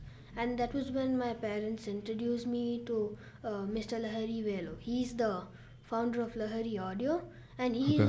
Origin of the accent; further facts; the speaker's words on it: Bangalore, Karnataka, India; I'm from Bangalore, India